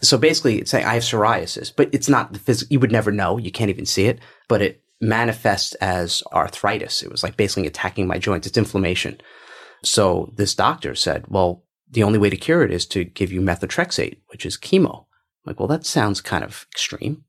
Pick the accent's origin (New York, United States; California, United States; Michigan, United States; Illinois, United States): New York, United States; I'm from New York